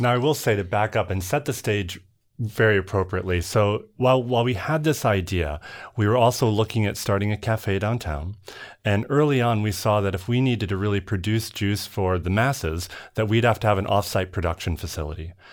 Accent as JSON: {"language": "English", "region": "Minnesota", "country": "United States", "tie": "born or raised there", "also_born_or_lived": "New Jersey", "said": "I grew up in Minnesota, although originally born in Jersey"}